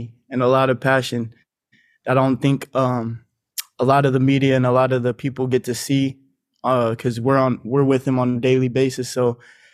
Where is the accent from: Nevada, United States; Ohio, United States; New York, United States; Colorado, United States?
Nevada, United States; Reno; moved away as an adult; now in San Diego, United States; I was born and raised in Reno, Nevada. That's where my hometown is.